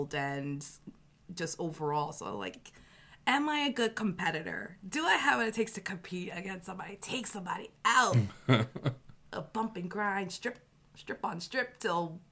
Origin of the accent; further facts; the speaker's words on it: New York City, New York, United States; Growing up in El Barrio